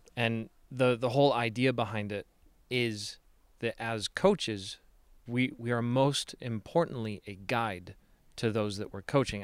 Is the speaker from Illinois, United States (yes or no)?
yes; Chicago, Illinois, United States; now in Salt Lake City, United States; Chicago is and always will be my home